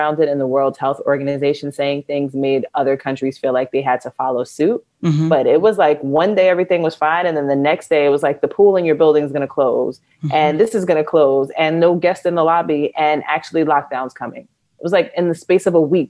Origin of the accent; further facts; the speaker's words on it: East Coast, United States; moved away as an adult; also born or lived in Thailand; now in London, United Kingdom; I grew up on the East Coast in the U.S. and I'm, you know, a Jersey girl, New York girl.